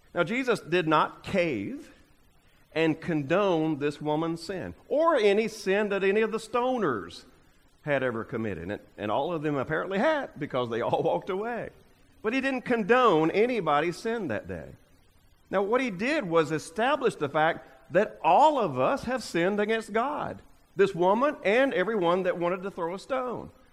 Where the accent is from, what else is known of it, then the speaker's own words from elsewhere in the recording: United States; we as American Christians